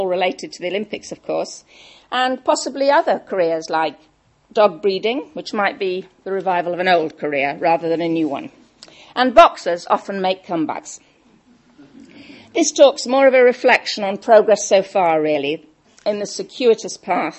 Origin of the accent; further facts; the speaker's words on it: Welsh, Wales, United Kingdom; I'm Welsh